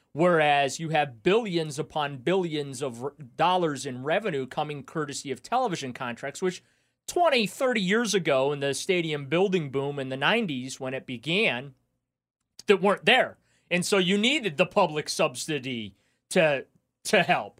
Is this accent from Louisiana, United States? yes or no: yes; New Orleans, Louisiana, United States; I was born in New Orleans